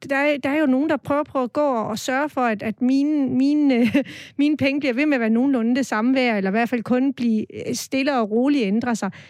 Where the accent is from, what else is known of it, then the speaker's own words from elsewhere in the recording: Southern Denmark, Denmark; Men vigtigst af alt er vi sønderjyder, stolte sønderjyder, som mener, at Sønderjylland er stor nok til at have sin egen valuta.